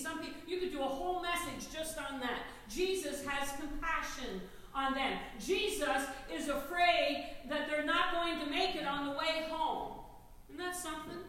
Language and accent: English; Newfoundland and Labrador, Canada; I'm a Newfoundlander.